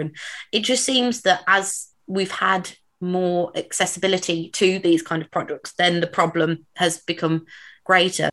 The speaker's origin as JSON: {"language": "English", "area": "near Birmingham", "region": "West Midlands", "country": "United Kingdom", "said": "I'm from the area. Um, I'm not a Brummie, but I do live very close"}